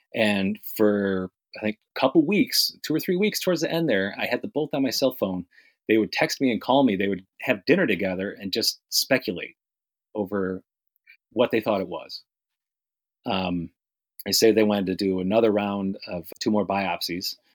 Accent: New York, United States; now in Miami, United States; I grew up in New York. I moved to Miami around about 96

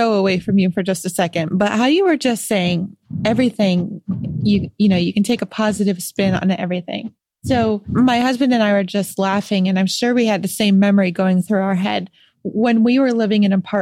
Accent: Rochester, New York, United States; moved away; I'm from Western New York myself. I'm from Rochester

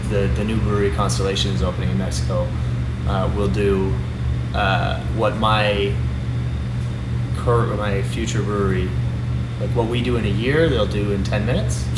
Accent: Toronto, Ontario, Canada; also born or lived in Montreal; I'm from Toronto. I grew up here

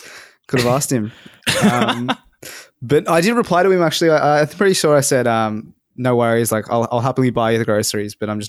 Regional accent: Australia; Also, I'm an Australian.

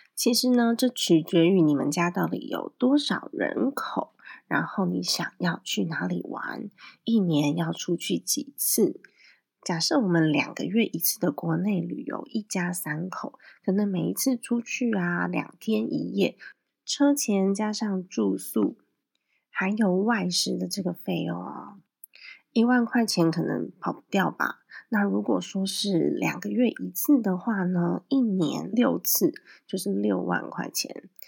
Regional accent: Taiwan; 我们台湾这边

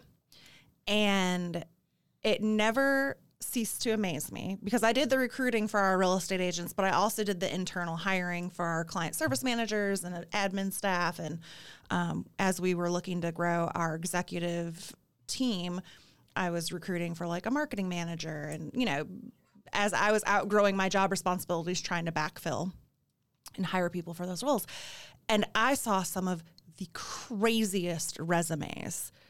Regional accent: Michigan, United States; moved away; I'm originally from Michigan

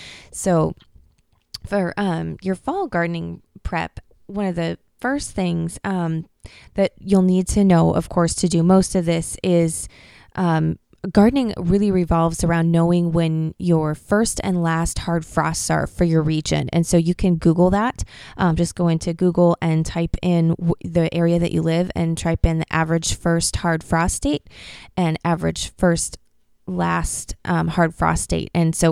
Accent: Pacific Northwest, United States; I'm from the Pacific Northwest, and that's where we live.

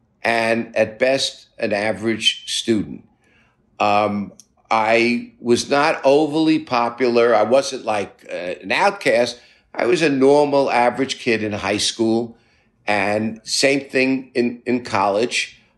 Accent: New York City, New York, United States; I grew up in Brooklyn, middle-class Jewish family.

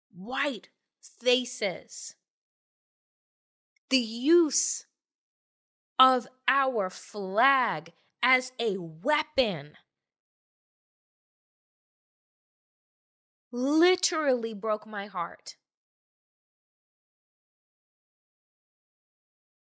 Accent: New York, United States; growing up on Eastern Long Island in a 95% white community, 95, 96, 98.

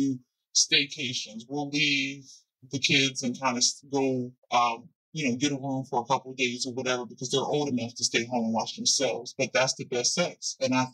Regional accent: New Jersey, United States; I'm from Jersey

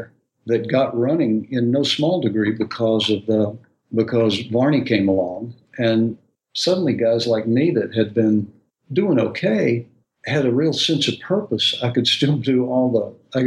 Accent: outside of Atlanta, Georgia, United States; now in Nashville, United States; I grew up outside of Atlanta, which is another fine town

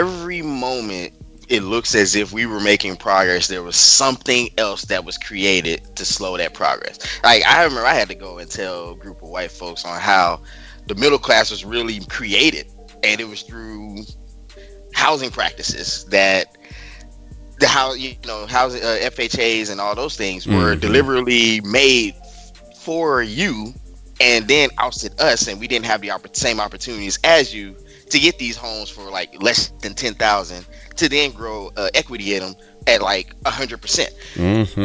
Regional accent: Beaumont, Texas, United States; my hometown, Beaumont, Texas

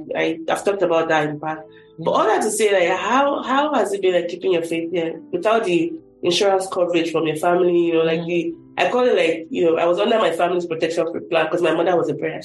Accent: Somolu, Lagos, Nigeria; now in United States; I grew up in Shomolo, so church was everywhere, and so it was just by default to be a Christian for me.

